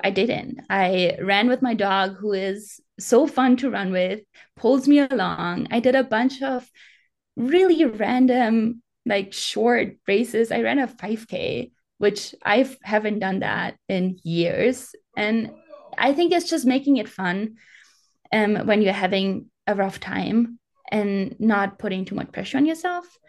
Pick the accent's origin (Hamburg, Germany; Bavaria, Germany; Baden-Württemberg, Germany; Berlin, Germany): Bavaria, Germany; English is a second language; moved away as an adult; I grew up in the mountains. I grew up in the Alps